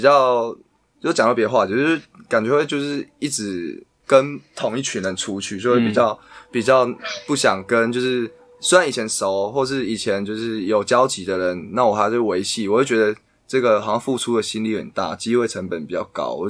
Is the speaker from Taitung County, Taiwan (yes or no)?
yes; Taitung County, Taiwan; 没有台东，我台东人，好不好？我身份证号是那个 V 开头的，